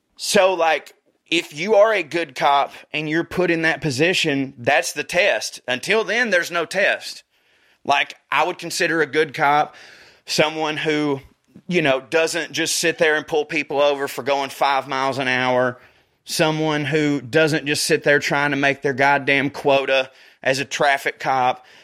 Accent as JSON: {"language": "English", "region": "the South", "country": "United States", "said": "I'm from the South"}